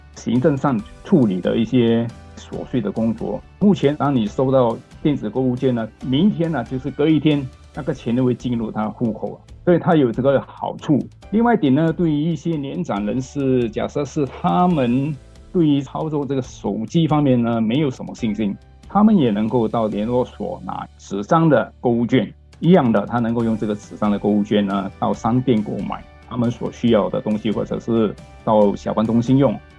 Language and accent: Chinese; Singapore; 我们新加坡人民几乎每一天他们的生活的必需品啊